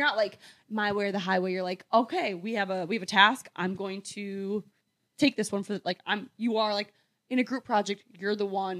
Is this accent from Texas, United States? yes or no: no; Minnesota, United States; I'm from Minnesota.